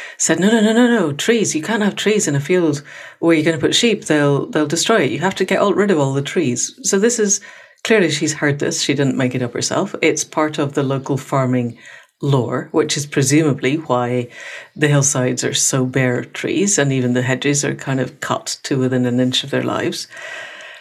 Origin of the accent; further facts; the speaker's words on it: Scotland, United Kingdom; For someone from Scotland